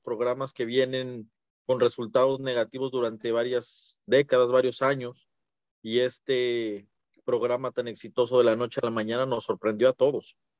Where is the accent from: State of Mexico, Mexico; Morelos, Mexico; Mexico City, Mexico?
State of Mexico, Mexico; Toluca; yo soy de, como bien sabes, soy de Toluca